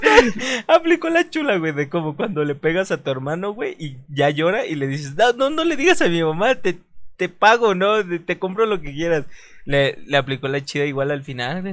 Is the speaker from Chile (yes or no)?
no; Veracruz, Mexico; mi natal Veracruz, que mm, pues, no, nací en Veracruz, pero, pero es mi natal Veracruz